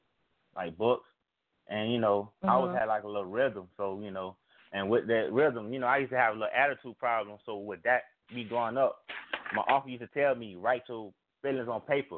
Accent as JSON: {"language": "English", "region": "Florida", "country": "United States", "said": "I'm from Florida."}